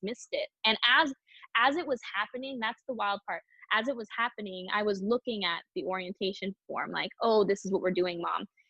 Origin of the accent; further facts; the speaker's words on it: Palm Springs, California, United States; I'm a SoCal girl. I was born and raised in Palm Springs, California. So this is where I've been my whole life.